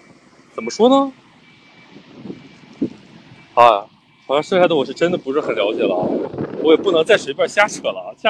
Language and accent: Chinese; Shanxi, China; 酒馆哥，你你确定酒馆哥跟我是山西的是吧？